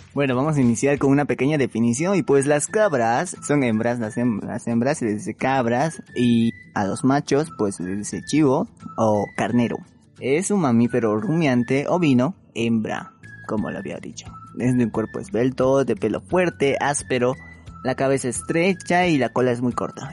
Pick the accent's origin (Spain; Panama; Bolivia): Bolivia; nosotros somos de Bolivia y tenemos un acento